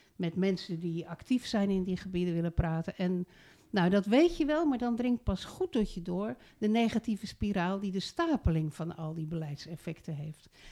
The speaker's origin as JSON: {"language": "Dutch", "town": "Rotterdam", "region": "South Holland", "country": "Netherlands", "tie": "born or raised there", "also_born_or_lived": "Voorne-Putten", "moved": "as an adult", "lives_now": "Zuidland, Netherlands", "said": "Ik ben geboren in Rotterdam. Ik was wethouder in Rotterdam."}